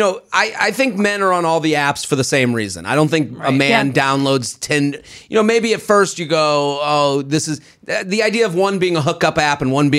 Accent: outside of Boston, Massachusetts, United States; I'm from Boston, outside of Boston.

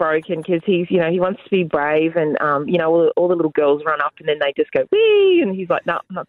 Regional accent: Sydney, New South Wales, Australia; Yeah, I grew up in Bondi.

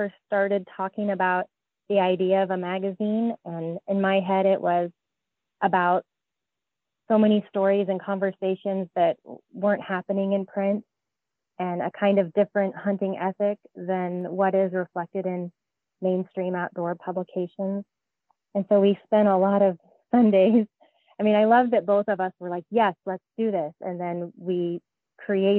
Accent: Alaska, United States; I grew up in Alaska also

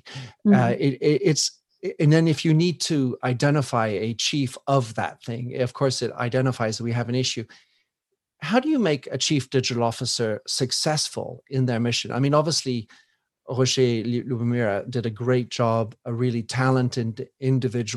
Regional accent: United States; moved away; I come from the United States

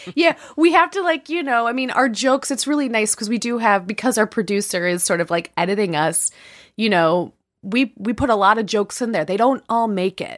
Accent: Chicago, Illinois, United States; I'm from the Midwest, but I'm from Chicago

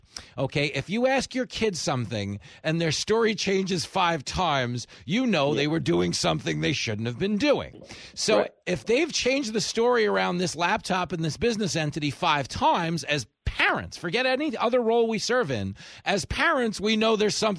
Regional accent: New York, United States; As a New Yorker

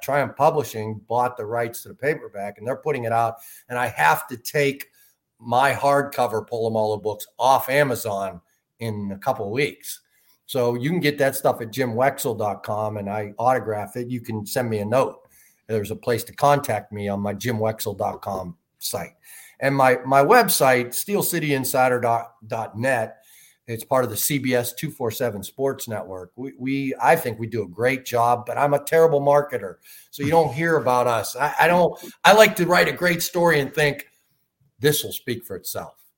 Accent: Chicago, Illinois, United States; I am Irish Catholic from Chicago

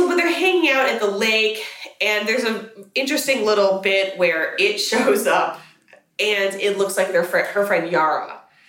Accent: United States; as an American

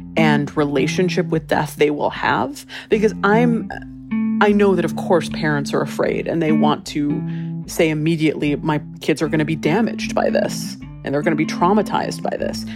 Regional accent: Hawaii, United States; now in Los Angeles, United States; I grew up in Hawaii

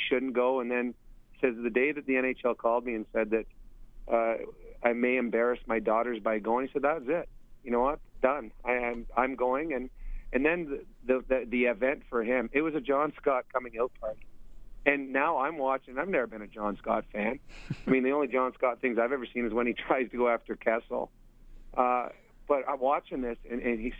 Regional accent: Edmonton, Alberta, Canada; in my hometown, so I had all my family, tons of friends

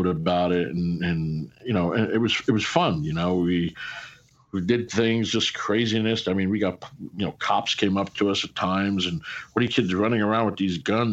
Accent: Glendale, New York, United States; I came from Glendale, New York

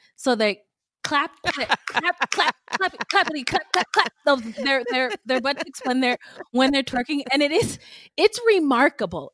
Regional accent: San Jose, California, United States; I was born and raised in San Jose

